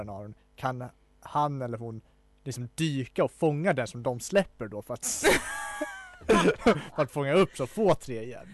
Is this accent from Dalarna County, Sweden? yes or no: yes; Falun, Dalarna County, Sweden; jag är från Falun